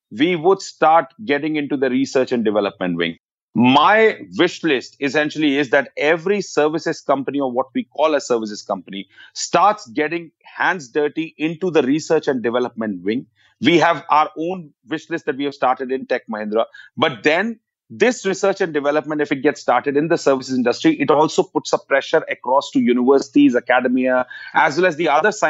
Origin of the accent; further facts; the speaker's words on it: India; We, as an Indian economy, as a services industry, have to start loving the problems.